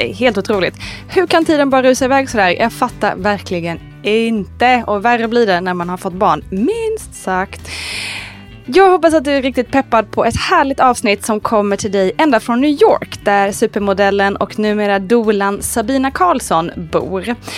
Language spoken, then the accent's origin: Swedish; Småland, Sweden; accent: Småland dialect; Jag kommer från Småland och den, den hörs allra mest när jag pratar med någon annan smålänning